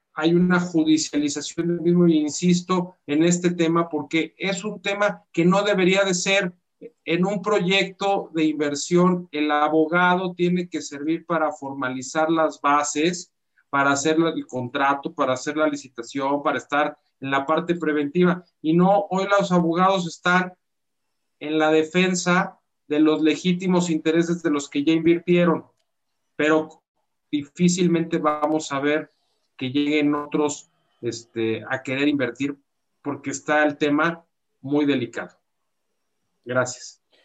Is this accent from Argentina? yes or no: no; Mexico; somos mexicanos